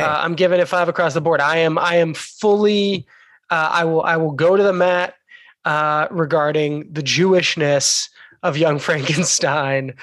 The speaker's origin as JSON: {"language": "English", "country": "United States", "said": "we are three American Jews, relatively well assimilated here"}